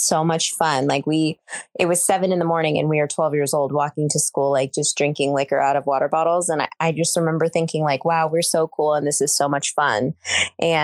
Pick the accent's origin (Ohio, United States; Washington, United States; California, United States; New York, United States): Washington, United States; Tacoma; also born or lived in Arkansas / Seattle, Washington; now in Whidbey Island, United States; I was born in Arkansas, and then I was only in Arkansas for about 3 months or so. And I grew up here in Washington. So I'm from Tacoma, Washington